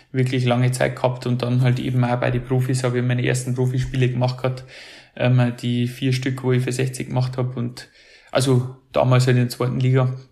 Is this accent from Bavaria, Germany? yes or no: yes; Hansenried, Bavaria, Germany; weil ich bin ja aus Hansenried, das ist das Dorf daneben.